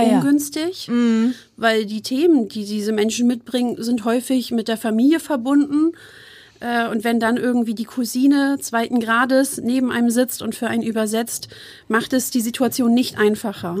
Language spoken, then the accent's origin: German; Hamburg, Germany; moved away as an adult; also born or lived in Wuppertal / Osnabrück; ich bin gebürtige Harburgerin und mhm. Hamburgerin.